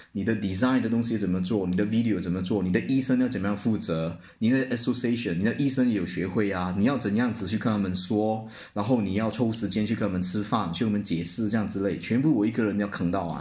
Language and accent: Chinese; George Town, Penang, Malaysia; moved away as an adult; also born or lived in Kuala Lumpur, Malaysia / Nottingham, United Kingdom; now in Hong Kong; 槟城是我的家乡